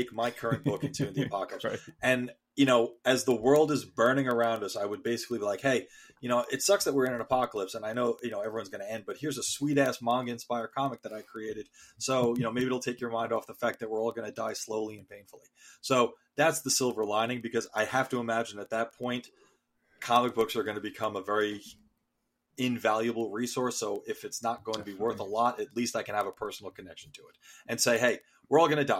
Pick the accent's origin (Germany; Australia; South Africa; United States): United States; as an American